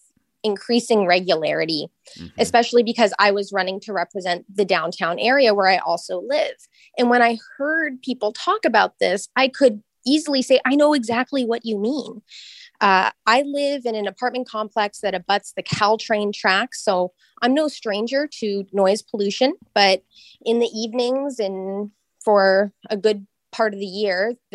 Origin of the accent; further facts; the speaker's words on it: Sunnyvale, California, United States; I grew up in Sunnyvale.